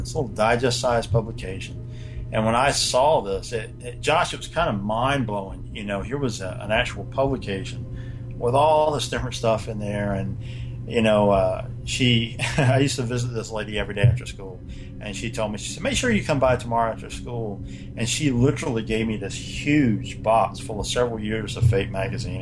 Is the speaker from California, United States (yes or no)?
no; North Carolina, United States; I grew up in North Carolina.